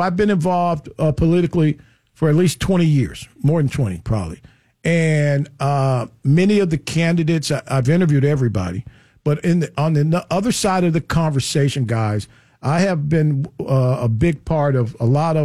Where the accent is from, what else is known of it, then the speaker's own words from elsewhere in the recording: Chicago, Illinois, United States; I come from Chicago. One of my first summer jobs in Chicago